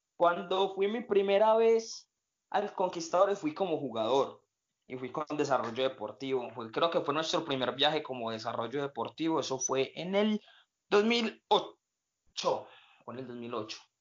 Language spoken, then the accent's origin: Spanish; Colombia; nosotros como colombianos